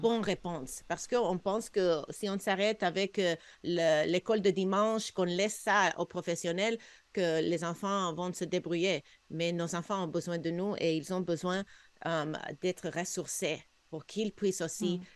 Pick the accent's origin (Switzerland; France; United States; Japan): United States; now in Canada; J'ai grandi aux États-Unis, on avait beaucoup plus de chrétiens que ce qu'on a au Québec